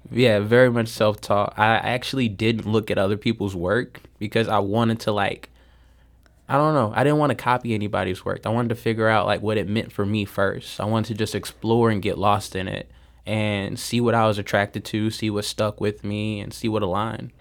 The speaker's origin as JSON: {"language": "English", "town": "St. Louis", "region": "Missouri", "country": "United States", "tie": "born or raised there", "said": "I grew up in North County. Um, I grew up between Kinloch, Castle Point, and a little bit of Southside."}